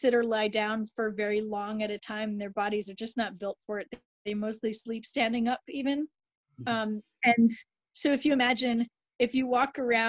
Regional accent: Vienna, Austria; I was born in Vienna, where they were music students.

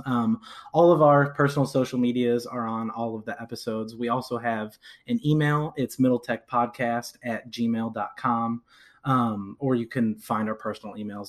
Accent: Rochester, New York, United States; now in Lexington, United States; I'm originally from Rochester, New York, way upstate

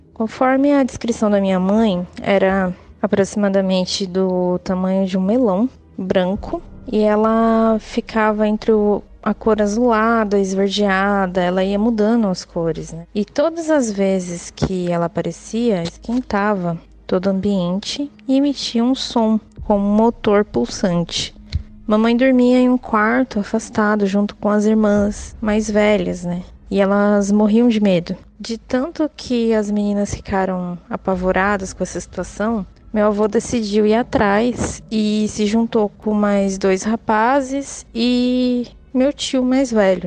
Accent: Ibiúna?, São Paulo, Brazil; eu sou de Chibaia, São Paulo

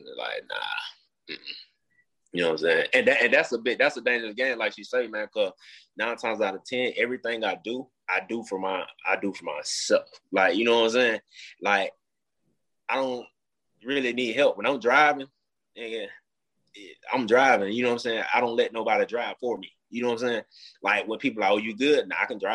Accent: Mobile, Alabama, United States; I grew up in Mobile, Alabama

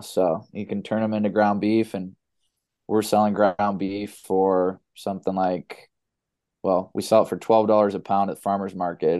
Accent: Los Angeles, California, United States; also born or lived in San Diego; I was born in Los Angeles and was a baseball player my whole life

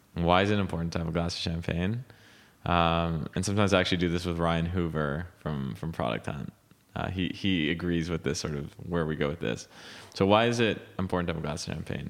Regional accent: Montreal, Quebec, Canada; moved away as an adult; now in United States; growing up in Montreal

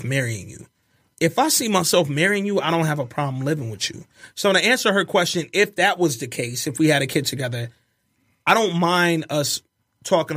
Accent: Birmingham, Alabama, United States; moved away; also born or lived in Detroit, Michigan / Atlanta, Georgia; I'm from Birmingham, Alabama

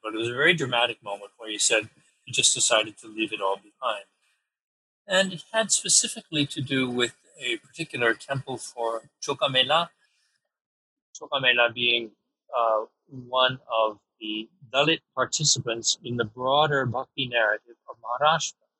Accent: New York, United States; I'm a New Yorker

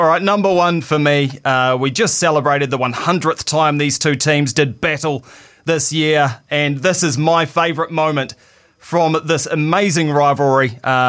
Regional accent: New Zealand; It's weird being a New Zealander

